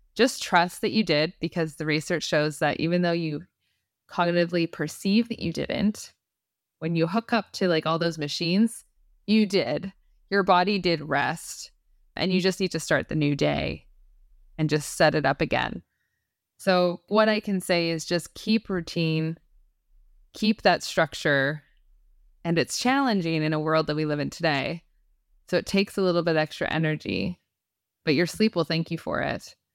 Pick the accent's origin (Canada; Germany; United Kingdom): Canada; I'm Canadian